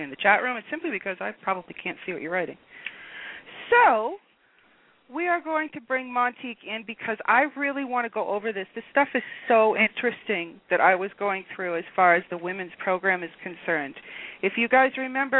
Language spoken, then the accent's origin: English; United States; now in Canada; I'm an American.